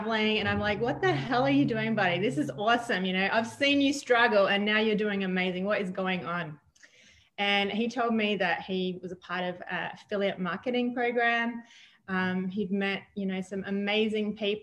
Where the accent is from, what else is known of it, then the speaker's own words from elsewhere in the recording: Adelaide, South Australia, Australia; moved away as an adult; now in United States; I'm from Australia originally. I was born in a town called Adelaide, the city of churches